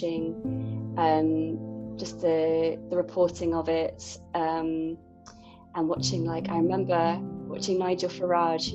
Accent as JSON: {"language": "English", "town": "Bristol", "region": "South West England", "country": "United Kingdom", "also_born_or_lived": "Cornwall / London", "moved": "as an adult", "lives_now": "near Paris, France", "said": "I'm from England, I'm from a city called Bristol."}